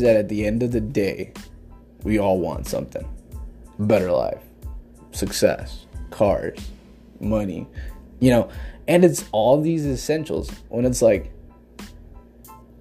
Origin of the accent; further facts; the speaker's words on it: Jackson County, Oregon, United States; I'm from Oregon, in particular Jackson County. Born and raised all my life